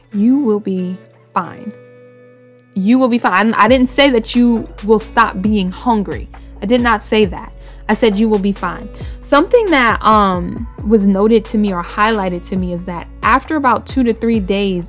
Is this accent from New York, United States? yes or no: yes; New York City, New York, United States; I'm from Bushwick. So I grew up around a bunch of Dominicans and Puerto Ricans